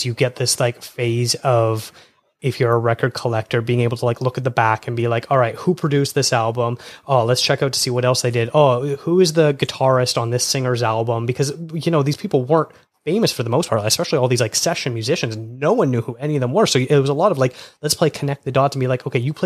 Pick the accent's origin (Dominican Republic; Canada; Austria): Canada; Toronto, Ontario; moved away as an adult; now in Vancouver, Canada; I just moved here, but I grew up in Toronto